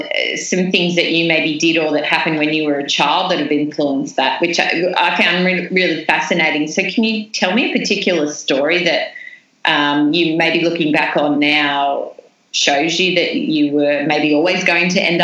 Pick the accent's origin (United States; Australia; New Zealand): Australia; New South Wales; I wrote letters to every business in the town, in the small town that I grew up in New South Wales